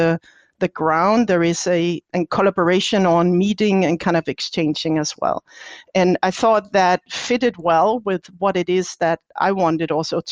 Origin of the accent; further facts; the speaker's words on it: Denmark; now in Heidelberg, Germany; I'm from Denmark